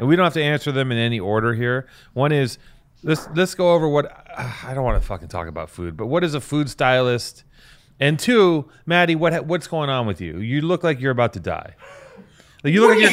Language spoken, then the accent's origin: English; United States; as an American